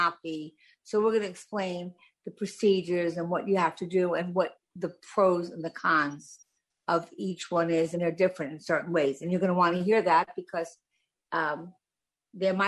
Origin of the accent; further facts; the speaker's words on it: New York, United States; I'm a New Yorker